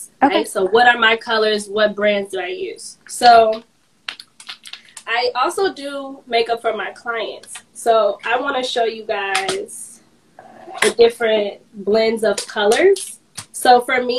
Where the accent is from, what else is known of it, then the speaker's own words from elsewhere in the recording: Chicago, Illinois, United States; I'm from Chicago, born and raised